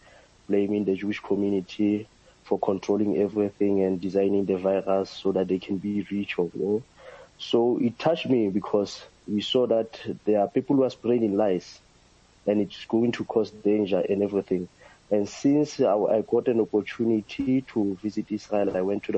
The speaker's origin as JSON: {"language": "English", "country": "South Africa", "said": "as a South African and as a young person who grew up under the systems of apartheid"}